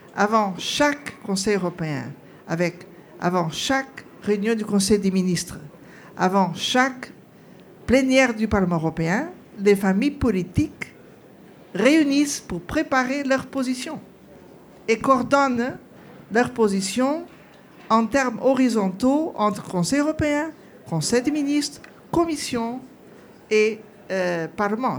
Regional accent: Portugal; je suis portugaise

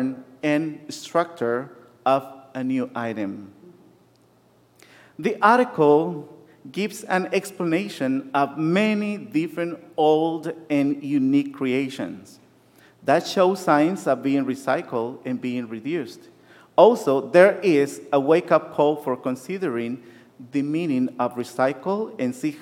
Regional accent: Nicaragua; moved away; Growing up in Nicaragua

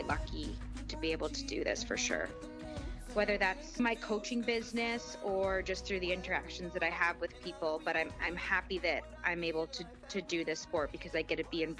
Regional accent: Canada; moved away as an adult; also born or lived in California; now in New York City, United States; I'm Canadian, and I was in Canada

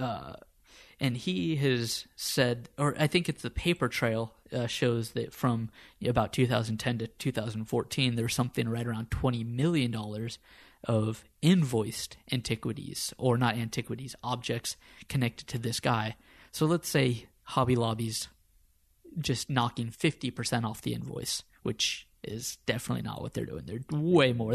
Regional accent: United States; moved away as an adult; also born or lived in Copenhagen, Denmark; now in Stockholm, Sweden; We're both American by birth

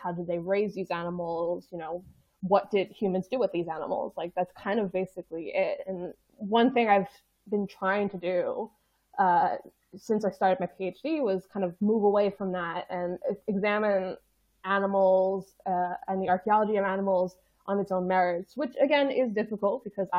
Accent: United States; moved away as an adult; now in United Kingdom; me being an American

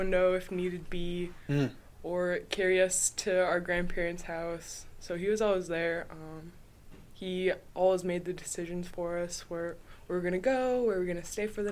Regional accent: St. Mary's, Alaska, United States; I'm from St. Mary's, Alaska

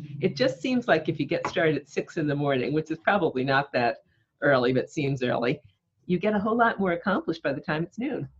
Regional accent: East Coast, United States; moved away as an adult; also born or lived in Maplecrest, New York; now in California, United States; I'd graduated college growing up on the East Coast, and I'd always wanted to move to California.

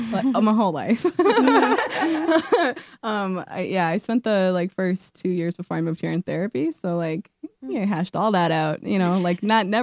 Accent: Indianapolis, Indiana, United States; born there; also born or lived in Madison, Wisconsin; now in Brooklyn, United States; But yeah, I was born in Indianapolis.

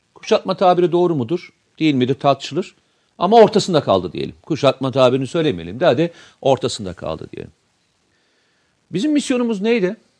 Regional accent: Samsun, Turkey; Ben Samsunluyum.

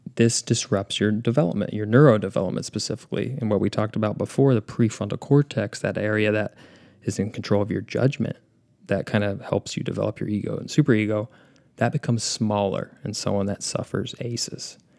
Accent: Indianapolis, Indiana, United States; my hometown, Indiana

